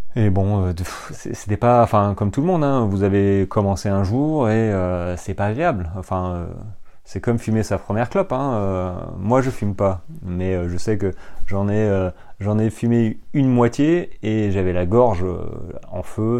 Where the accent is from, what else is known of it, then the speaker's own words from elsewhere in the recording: French Ardennes, Grand Est, France; moved away as an adult; moi j'ai grandi dans les Ardennes, euh, les Ardennes françaises, hein, à la frontière belge jusqu'à l'âge de jusqu'à l'âge de 18-19 ans